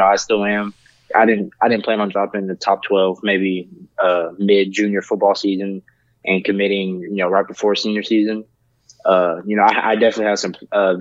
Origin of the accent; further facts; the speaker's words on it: Houston, Texas, United States; I was born in Houston